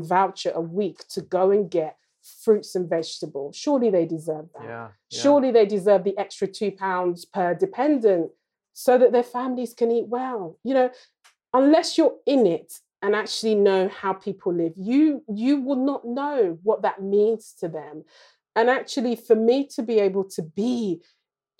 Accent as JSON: {"language": "English", "region": "London", "country": "United Kingdom", "tie": "born or raised there", "said": "I was born in Lambeth down the road"}